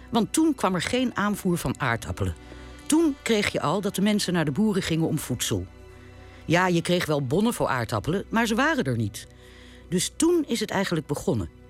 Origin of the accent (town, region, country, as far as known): Netherlands